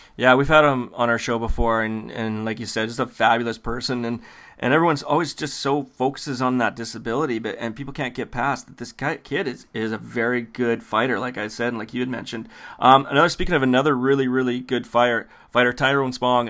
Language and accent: English; Canada; we're Canadian